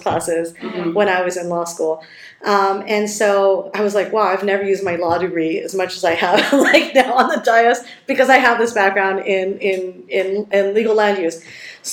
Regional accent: San Fernando Valley, California, United States; I was born and raised in San Fernando Valley.

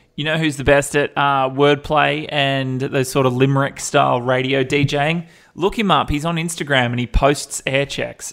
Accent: Perth, Western Australia, Australia; I grew up in Perth

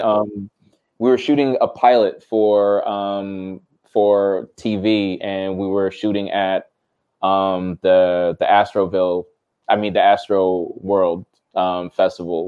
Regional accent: New Jersey, United States; I grew up not knowing I'm from Jersey

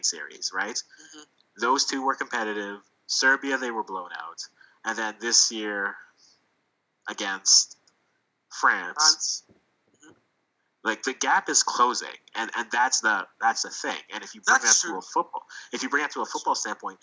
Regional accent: Ghana; I'm Ghanaian. I will always refer back to Ghana.

